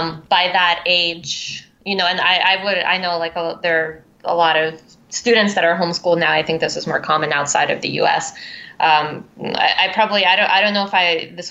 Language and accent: English; Philadelphia, Pennsylvania, United States; moved away as an adult; also born or lived in Crimea, Ukraine / Brooklyn, New York; now in Manhattan, United States; I went through the Philadelphia public school system